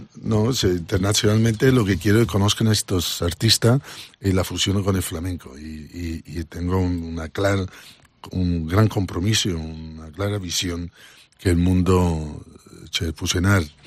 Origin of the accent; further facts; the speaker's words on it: Italy; Spanish is a second language; moved away as an adult; also born or lived in Barcelona, Spain; now in Ibiza, Spain; yo nací en provincia en Italia